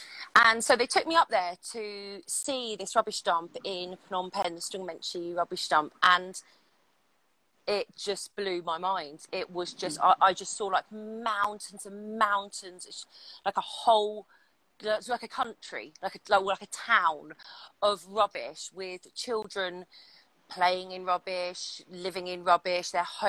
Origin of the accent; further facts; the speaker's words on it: London, United Kingdom; I'm from London and I used to be a celebrity reporter.